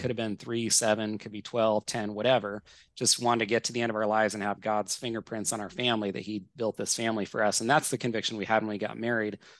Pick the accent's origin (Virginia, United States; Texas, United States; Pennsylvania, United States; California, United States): California, United States; Northern; now in Washington, United States; my wife Katie and I grew up together in Northern California